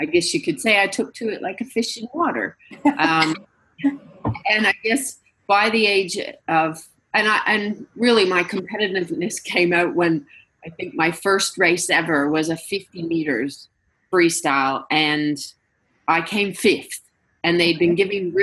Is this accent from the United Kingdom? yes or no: no; Canada; being Canadian